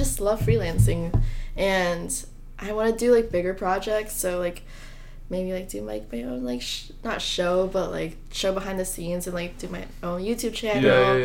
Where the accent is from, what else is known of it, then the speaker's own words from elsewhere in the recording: Virginia, United States; I'm from Virginia